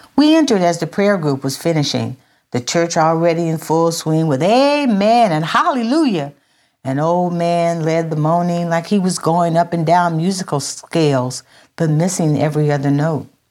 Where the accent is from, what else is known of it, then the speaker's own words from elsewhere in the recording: Minden, Louisiana, United States; also born or lived in San Francisco; when we moved from San Francisco to Louisiana when I was five years old, we moved to Minden, Louisiana